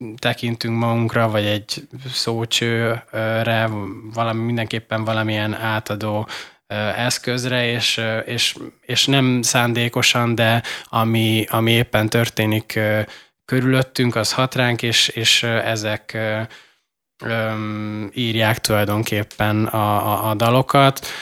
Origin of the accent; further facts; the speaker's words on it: Szikszó, Borsod-Abaúj-Zemplén, Hungary; moved away; én meg Borsodi vagyok